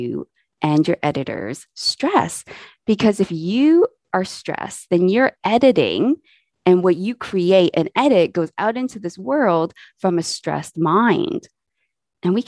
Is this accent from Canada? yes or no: yes; Canada; now in England, United Kingdom; I am Canadian. I live in England at the moment with my family